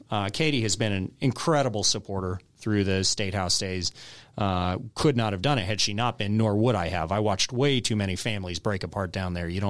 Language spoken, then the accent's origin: English; Michigan, United States; born there; also born or lived in California / Texas / North Carolina / Georgia; I was born in Michigan. I lived in Michigan, California, Texas, North Carolina, Georgia.